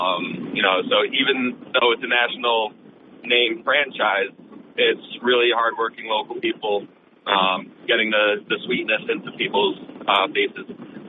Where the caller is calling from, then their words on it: Binghamton, New York, United States; Okay. Hey … from Binghamton.